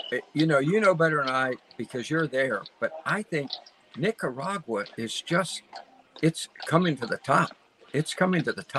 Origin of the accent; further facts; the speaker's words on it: Baltimore, Maryland, United States; also born or lived in Washington; One of them is a childhood, a kid I grew up with in Baltimore City.